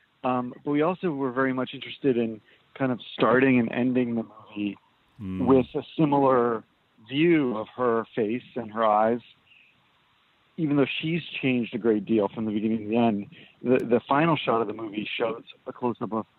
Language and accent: English; United States; moved away as an adult; now in Vancouver, Canada; I'm American originally